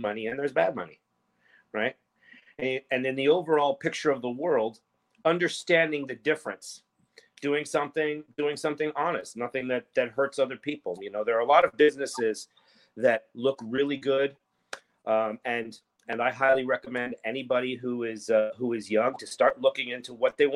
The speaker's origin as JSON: {"language": "English", "town": "Philadelphia", "region": "Pennsylvania", "country": "United States", "tie": "born or raised there", "also_born_or_lived": "New York City, United States", "moved": "as an adult", "lives_now": "Los Angeles, United States", "said": "I grew up on the East Coast, and I moved down here to Los Angeles from Philadelphia"}